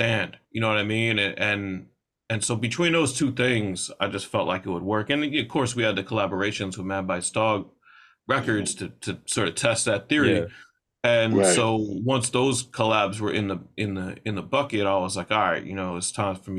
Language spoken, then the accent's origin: English; New York, United States; for me as a New Yorker